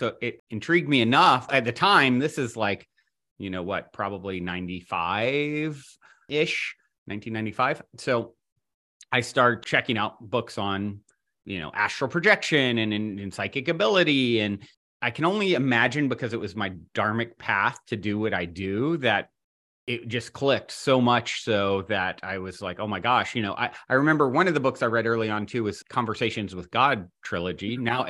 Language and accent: English; Virginia, United States; moved away as an adult; also born or lived in Venice Beach, Los Angeles, California; now in Los Angeles, United States; I'm from Virginia originally, but I've been in California, you know, 20 some years.